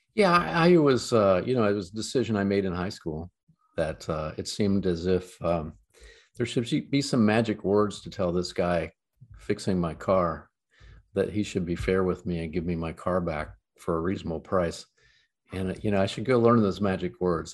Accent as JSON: {"language": "English", "town": "London", "region": "Ohio", "country": "United States", "tie": "born or raised there", "lives_now": "Columbus, United States", "said": "a small town called London, seven thousand people in the middle of the Corn Belt"}